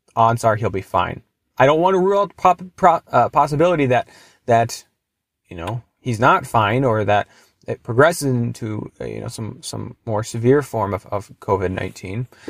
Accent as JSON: {"language": "English", "town": "Duluth", "region": "Minnesota", "country": "United States", "tie": "born or raised there", "said": "Duluth, which is my hometown"}